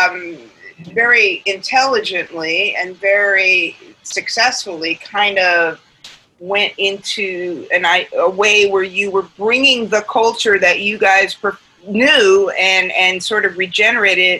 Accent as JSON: {"language": "English", "region": "New York", "country": "United States", "tie": "born or raised there", "said": "you and I grew up in New York and we're about the same age"}